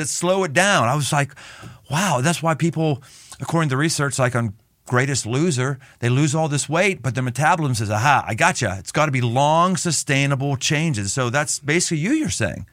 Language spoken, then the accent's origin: English; Cincinnati, Ohio, United States; my hometown in Cincinnati